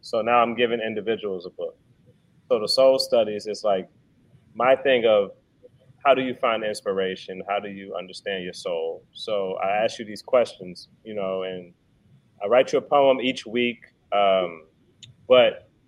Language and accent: English; D.C. / Maryland, United States; moved away as an adult; also born or lived in Baton Rouge, Louisiana / Washington, D.C. / Frederick, Maryland; now in New Orleans, United States; I'm from Baton Rouge. I'm from Louisiana, but I grew up in D.C. in Maryland. Went to pretty much, elementary, really middle school to high school up there